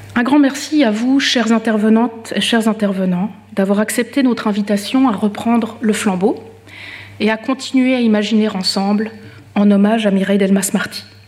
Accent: Switzerland; en tant que Suissesse

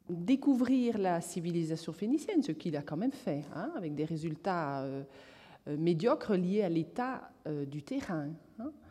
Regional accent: Toulouse, Occitania, France; ce, n'est pas parce que je viens de Toulouse

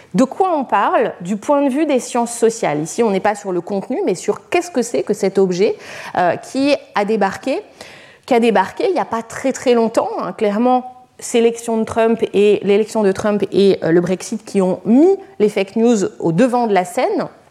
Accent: Lyon, Auvergne-Rhône-Alpes, France; je suis lyonnaise

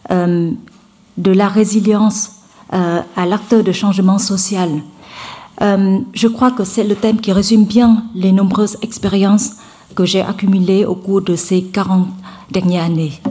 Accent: Hue, Thua Thien Hue, Vietnam; French is a second language; je, viens d'une famille euh, modeste dans le centre du Vietnam. Je viens de la ville de Hue.

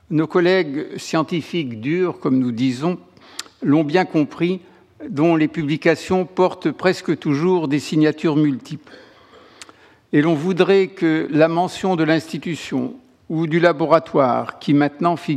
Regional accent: France; En tant que Français, outre frontière, J'apprécie tout autant que le travail d'un de mes collègues inconnus, mes français, soit soudain mis en lumière.

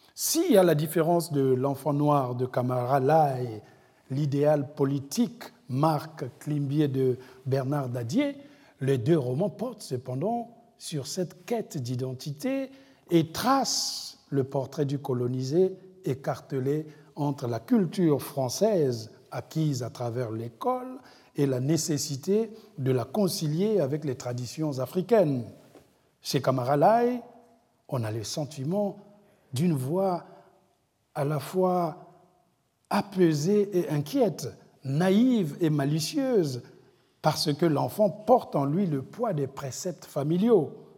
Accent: Republic of the Congo; chez moi au Congo-Brazzaville

